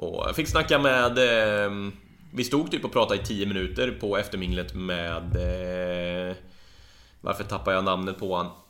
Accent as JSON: {"language": "Swedish", "town": "Karlstad", "region": "Värmland", "country": "Sweden", "moved": "yes", "said": "Var hemma i Karlstad"}